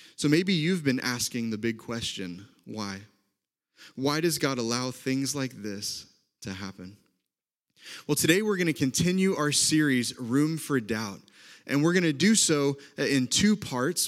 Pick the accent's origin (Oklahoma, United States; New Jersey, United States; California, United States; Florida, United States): Oklahoma, United States; accent: Oklahoma; moved away as an adult; also born or lived in Indiana; now in Wisconsin, United States; from Oklahoma like I am